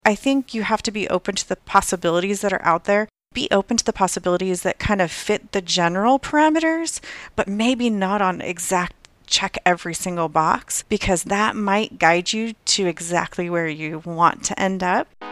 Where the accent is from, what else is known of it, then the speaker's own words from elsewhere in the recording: Southern California, United States; moved away as an adult; also born or lived in Hawaii / Virginia; I grew up in Southern California, not too far from the beach